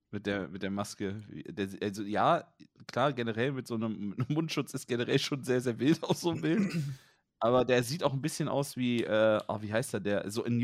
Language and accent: German; Waldfeucht, North Rhine-Westphalia, Germany; Ich komme aus Waldfeucht.